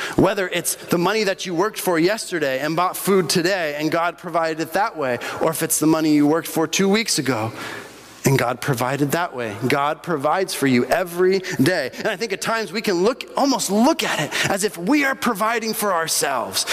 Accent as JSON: {"language": "English", "country": "Bolivia", "tie": "born or raised there", "moved": "yes", "said": "Growing up in Bolivia, uh, we had little tiendas all over the place."}